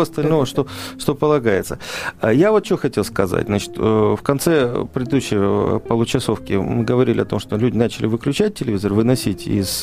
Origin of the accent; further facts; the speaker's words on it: Moscow, Russia; из Москвы